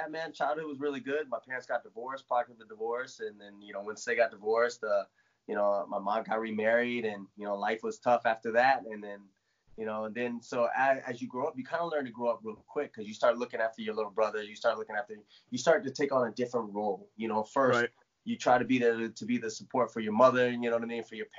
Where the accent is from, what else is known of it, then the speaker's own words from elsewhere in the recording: Lakewood, Washington, United States; moved away as an adult; I grew up in an Army town. I was stationed over at Fort Lewis. Well, I'm from Fort Lewis, Washington. I'm from Lakewood, Washington